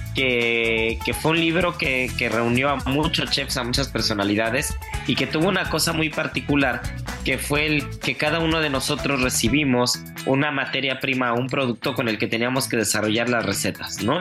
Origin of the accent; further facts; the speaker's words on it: Mexico; como buen mexicano